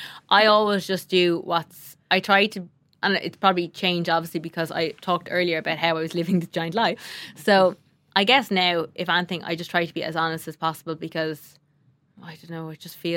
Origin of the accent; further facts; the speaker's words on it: Ireland; And I think as Irish people, like, we have great produce.